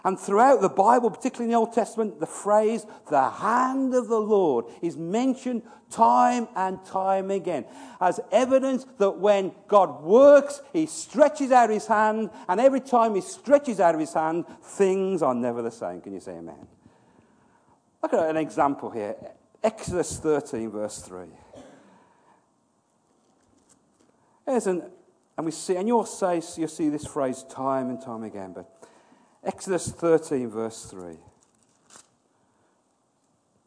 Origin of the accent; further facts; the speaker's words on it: Birmingham, West Midlands, United Kingdom; moved away; I'm from Birmingham